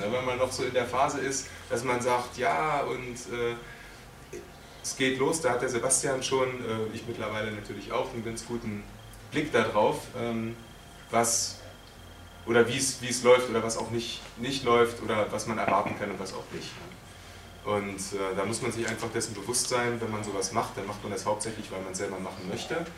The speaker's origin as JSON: {"language": "German", "region": "Berlin", "country": "Germany", "said": "hatte mir meinen eigenen Berliner Superhelden, weil ich komme aus Berlin"}